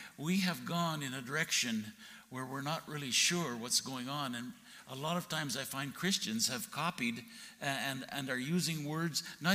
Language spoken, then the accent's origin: English; Alberta, Canada; moved away as an adult; also born or lived in Texas; I grew up in Alberta